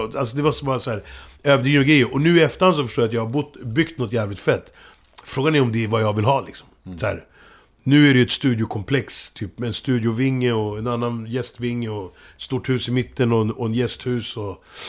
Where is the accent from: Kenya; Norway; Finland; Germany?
Kenya; now in Sweden; i min hemby